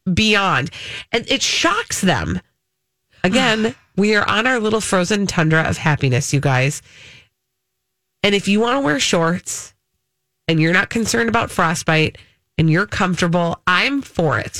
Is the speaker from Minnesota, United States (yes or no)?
yes; Minnesota, United States